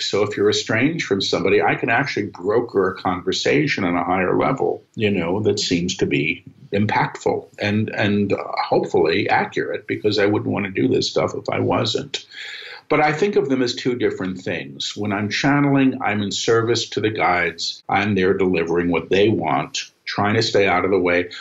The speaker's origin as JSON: {"language": "English", "town": "New York City", "region": "New York", "country": "United States", "moved": "as an adult", "lives_now": "Maui, United States", "said": "I'm a New Yorker"}